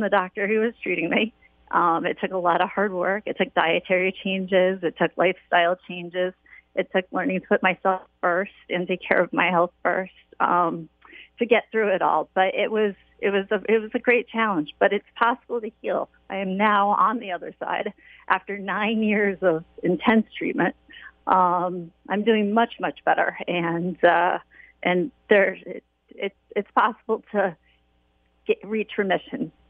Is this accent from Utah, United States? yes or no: no; Waterford, Connecticut, United States; I was born and raised in Waterford